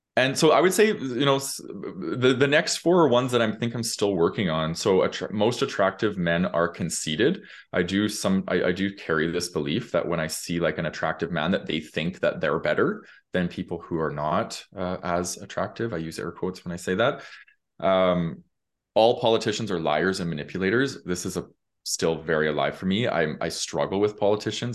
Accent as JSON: {"language": "English", "town": "Calgary", "region": "Alberta", "country": "Canada", "tie": "born or raised there", "said": "I grew up in Calgary"}